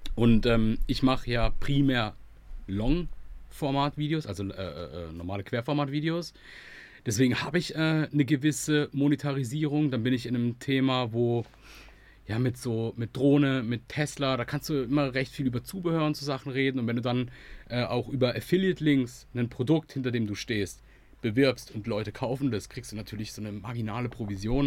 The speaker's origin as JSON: {"language": "German", "country": "Germany", "said": "als Deutscher"}